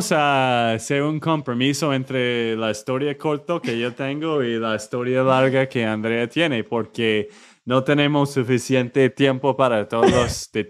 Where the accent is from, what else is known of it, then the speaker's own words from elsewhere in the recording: United States; Spanish is a second language; moved away as an adult; also born or lived in Austin, Texas; now in Bucaramanga, Colombia; obviamente soy un gringo, como Nate.